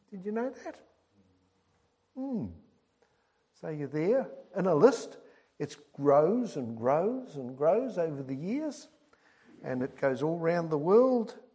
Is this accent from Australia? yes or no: no; Birmingham, West Midlands, United Kingdom; born there; I was born in Birmingham, in England, way back in 1947